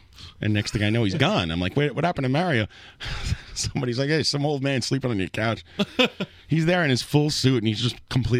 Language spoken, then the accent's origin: English; New York City, New York, United States; Which is the best, because I grew up here, dickhead. I was born on 39th Street